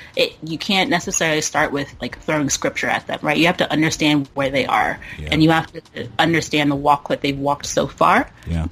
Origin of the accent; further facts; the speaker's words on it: Burke, Virginia, United States; now in Oakland, United States; born and raised in Burke, Virginia.